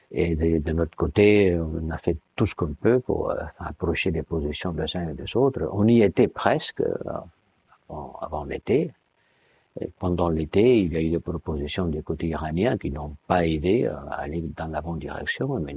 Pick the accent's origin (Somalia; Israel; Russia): Somalia; Je viens de la Somalie